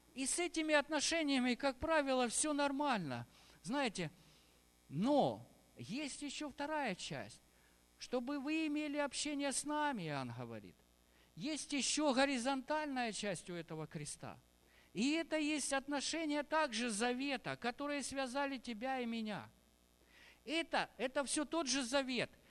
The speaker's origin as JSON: {"language": "Russian", "country": "Ukraine", "tie": "born or raised there", "said": "Я тоже здесь родился, в Украине"}